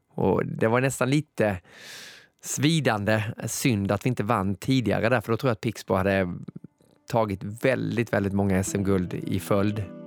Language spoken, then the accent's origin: Swedish; Moheda, Kronoberg County, Sweden; moved away; also born or lived in Gothenburg; Jag är uppväxt i Moheda, det ligger två mil utanför Växjö i Småland.